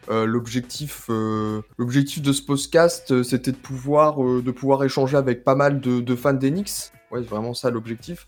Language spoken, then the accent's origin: French; Strasbourg, Grand Est, France; j'étais de Strasbourg